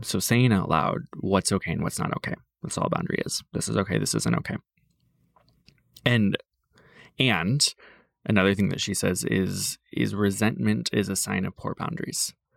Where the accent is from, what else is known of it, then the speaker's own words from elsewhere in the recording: Iowa, United States; moved away; the farm towns that I grew up in in Iowa